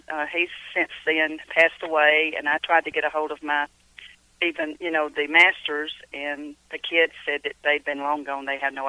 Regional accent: Cumming, Georgia, United States; also born or lived in Kentucky; because I was born and raised here in Cumming, Georgia.

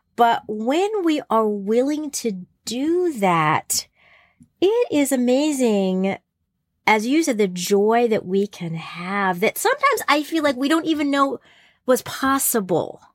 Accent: New Jersey, United States; I grew up in New Jersey

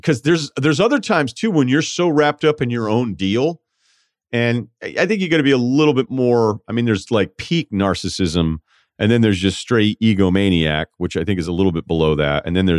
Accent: Queens, New York, United States; I grew up in Queens, single mother. Didn't have much financially, bounced around a bunch of jobs, not a lot to fall back on

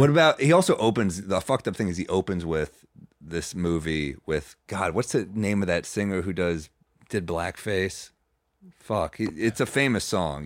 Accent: New York City, New York, United States; New York City

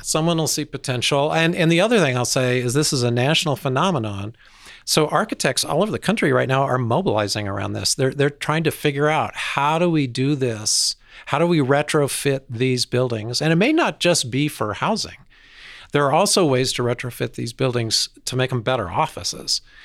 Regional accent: Denver, Colorado, United States; I grew up in Denver

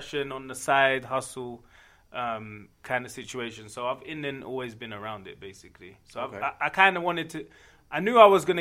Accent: London, United Kingdom; now in Denver, United States; I'm originally from London, England, but I've been in and around Denver since like 1998.

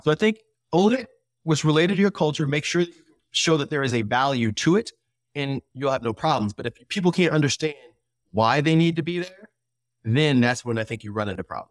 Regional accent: United States; we grew up in America

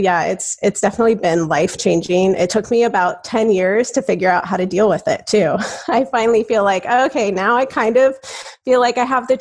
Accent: Southern California, United States; moved away as an adult; now in Arizona, United States; I grew up in California, in Southern California, and I moved out to Arizona as a graduate student

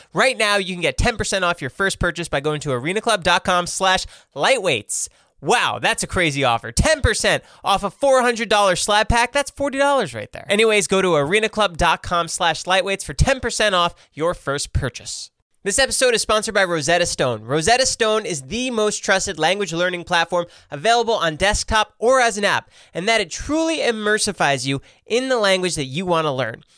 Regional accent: United States; growing up in America

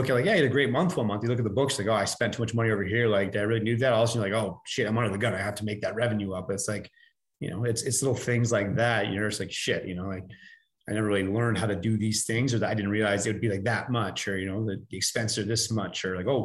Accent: Canada; we're Canadian

